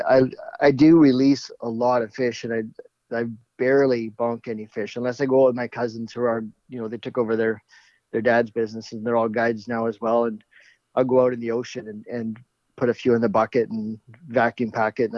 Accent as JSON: {"language": "English", "area": "Vancouver Island", "region": "British Columbia", "country": "Canada", "tie": "born or raised there", "also_born_or_lived": "Kootenays, British Columbia", "said": "I grew up mostly on Vancouver Island."}